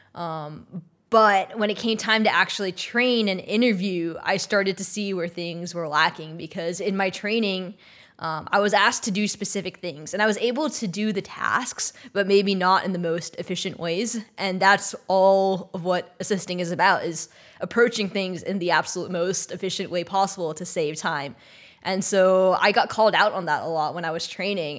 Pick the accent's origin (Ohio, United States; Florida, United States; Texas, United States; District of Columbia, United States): Texas, United States; moved away as an adult; also born or lived in Maryland; now in Los Angeles, United States; I'm from Texas